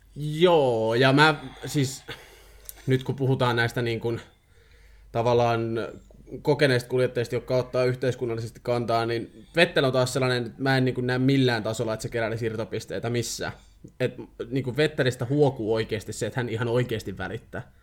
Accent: Finland; mä olen kotoisin samasta maasta kuin Kimi

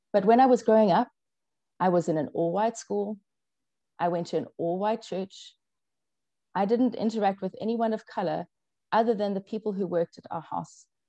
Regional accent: South Africa; first language English; I was brought up in South Africa. I'm a white, English speaking South African

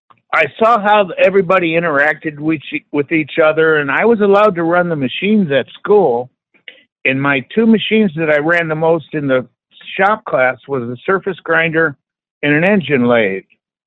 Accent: Detroit, Michigan, United States; Detroit, Michigan.

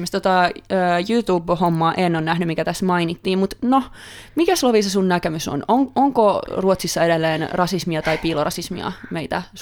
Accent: Finland; accent: Finnish; also born or lived in Sweden; now in Stockholm, Sweden; Ja sitten ne kuulee tietty, että mä tuun Suomesta siitä mun ö, aksentistani.

